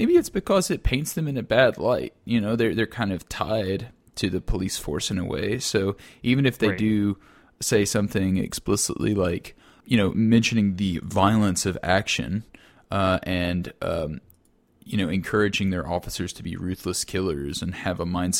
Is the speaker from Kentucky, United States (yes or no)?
yes; Kentucky, United States; But I do remember growing up in Western Kentucky, there was this, like, it was, you know, it was a really old town, like a really, really old town.